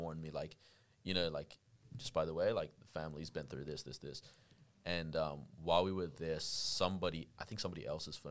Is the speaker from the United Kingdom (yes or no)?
no; Iraq; moved away; I'm from Iraq